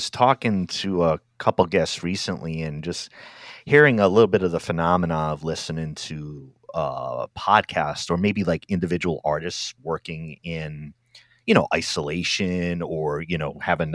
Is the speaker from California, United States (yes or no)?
no; Rhode Island, United States; I'm from Rhode Island